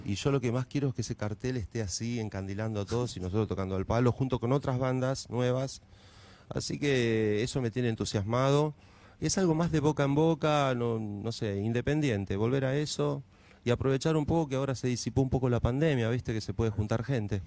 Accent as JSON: {"language": "Spanish", "town": "Moreno", "region": "Buenos Aires Province", "country": "Argentina", "tie": "born or raised there", "said": "Yo, por ejemplo, vengo de Moreno, de un barrio muy humilde. Estudié la primaria, estudié la secundaria como pude"}